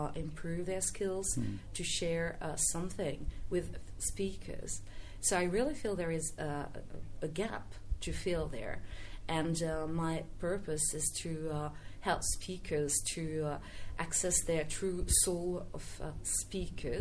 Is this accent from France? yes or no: yes; France; I come from France